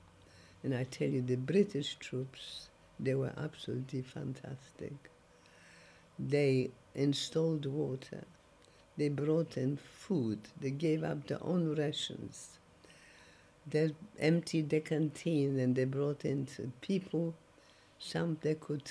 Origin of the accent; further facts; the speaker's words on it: Poland; English is a second language; moved away as an adult; also born or lived in Germany; now in England; I was born in Poland